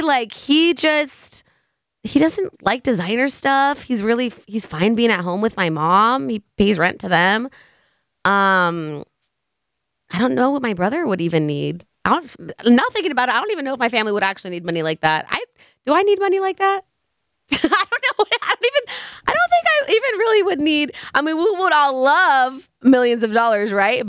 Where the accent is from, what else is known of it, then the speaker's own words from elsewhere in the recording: San Leandro, California, United States; also born or lived in Hayward, California / Oakland, California; I've lived in San Leandro since I was five, so for the past twenty years